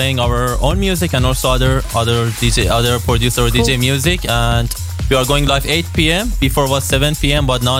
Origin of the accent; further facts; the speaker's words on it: Iran; moved away as an adult; also born or lived in Malaysia; now in Waalwijk, Netherlands; So we are originally from Iran. I left country 12 years ago when I was 18. And we lived in Malaysia for almost 12 years.